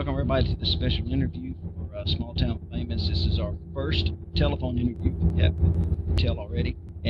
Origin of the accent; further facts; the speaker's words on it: Southwest Arkansas, United States; we're from Southwest Arkansas